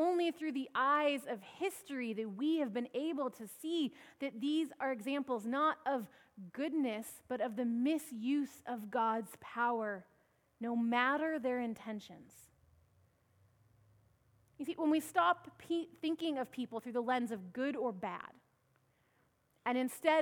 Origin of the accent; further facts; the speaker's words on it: Washington, United States; moved away; up in Washington State, my home state